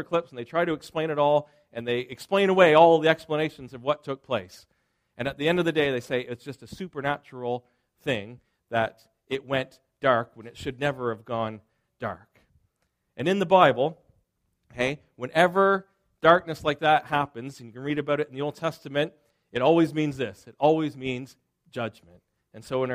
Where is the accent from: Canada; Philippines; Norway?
Canada; Springhill, Nova Scotia; I grew up in Nova Scotia, and I was born in Spring Hill, Nova Scotia